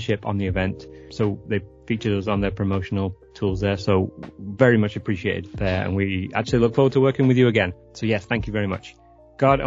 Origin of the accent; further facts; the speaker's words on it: England, United Kingdom; also born or lived in San Francisco area; now in San Francisco, United States; I'm originally from England